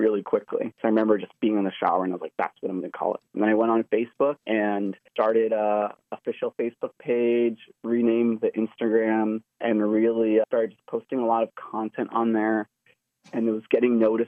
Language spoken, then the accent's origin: English; New York City, New York, United States; moved away as an adult; now in Los Angeles, United States; I'm originally from New York City, and I was living in New York basically up until I finished college